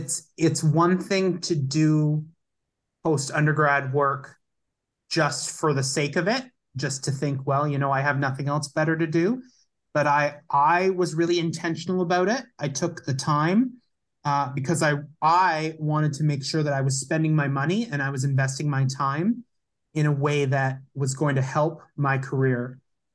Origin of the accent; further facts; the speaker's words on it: Hamilton, Ontario, Canada; born there; also born or lived in Kitchener / St. John's; I was born in Hamilton, but we moved very quickly after that to Kitchener.